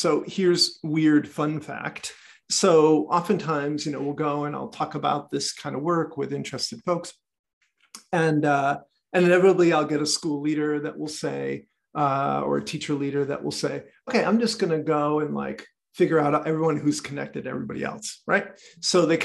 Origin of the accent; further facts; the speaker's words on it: United States; I'm American